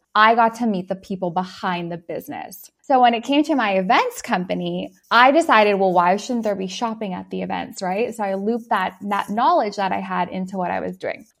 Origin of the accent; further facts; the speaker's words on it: Canada; I'm from Canada